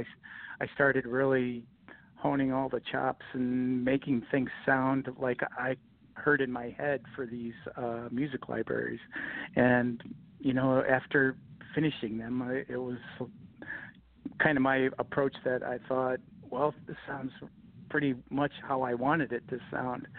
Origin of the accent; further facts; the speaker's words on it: Michigan, United States; I grew up in Michigan